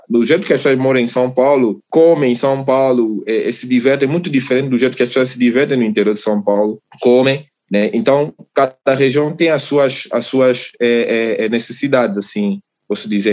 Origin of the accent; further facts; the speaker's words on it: Angola; moved away as an adult; also born or lived in Luanda; now in Brazil; eu sou de Angola, né? Eu sou naturalmente de Angola. Eu, eu fui nascido em Angola, né? É, provavelmente de Luanda, né? Capital